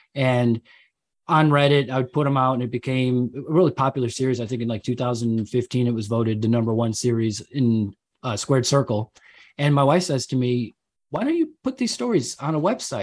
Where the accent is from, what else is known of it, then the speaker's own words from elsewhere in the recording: Chicago, Illinois, United States; moved away as an adult; now in England, United Kingdom; my wife's German, I'm American, but we're living out here